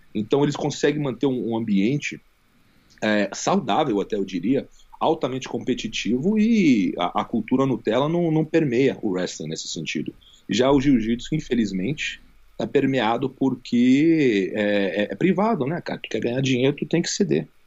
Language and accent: Portuguese; Rio de Janeiro, Brazil; moved away as an adult; also born or lived in United States; now in Las Vegas, United States; eu cresci no Rio